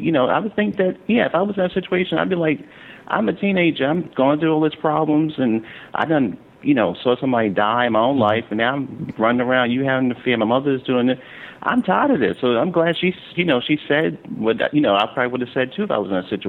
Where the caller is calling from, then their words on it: New York City, New York, United States; I'm calling from Brooklyn.